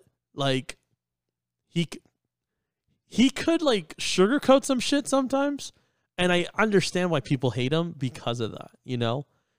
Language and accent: English; New York, United States; moved away; I grew up in New York